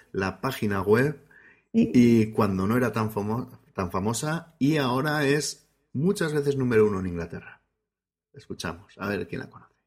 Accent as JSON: {"language": "Spanish", "region": "Basque Country", "country": "Spain", "said": "yo también traigo algo de mi tierra, o por lo menos de, algo en otra, en otra lengua, en otro idioma"}